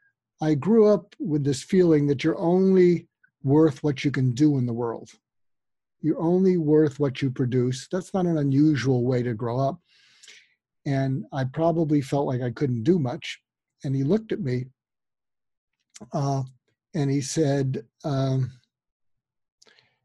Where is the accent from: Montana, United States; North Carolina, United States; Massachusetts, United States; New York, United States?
Massachusetts, United States; outside Boston; I grew up outside Boston